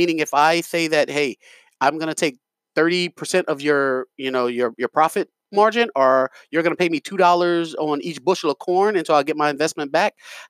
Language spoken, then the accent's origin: English; New York, United States; I'm from New York.